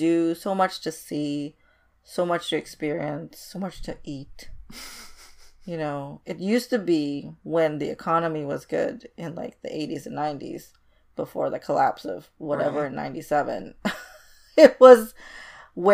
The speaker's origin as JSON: {"language": "English", "country": "Indonesia", "tie": "born or raised there", "moved": "yes", "said": "I was brought up in Indonesia, which is adjacent to it. And my family's heritage is Chinese"}